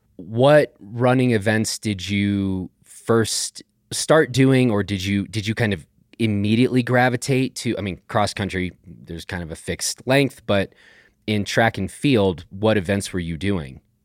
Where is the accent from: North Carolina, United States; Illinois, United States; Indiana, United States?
Illinois, United States; Chicago; moved away; I'm originally from Chicago